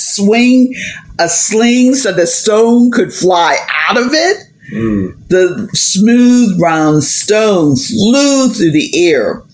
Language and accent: English; Hazelwood, Pennsylvania, United States; I'm from Hazelwood